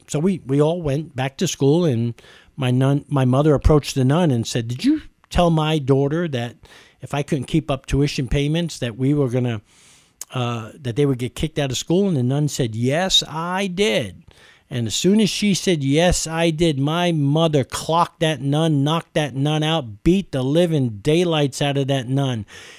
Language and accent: English; New York City, New York, United States; I've lost most of my accent, but I grew up in East Harlem in New York City, in the streets of New York, right in the middle of Spanish and Black Harlem.